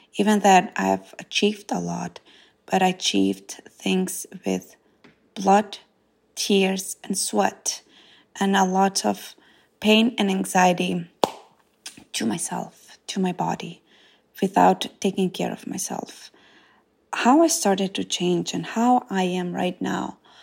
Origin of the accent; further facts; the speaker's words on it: North Macedonia; English is a second language; moved away as an adult; now in United States; I grew up in Macedonia in a small village called Zhytosia, and I moved to United States When I was twenty years old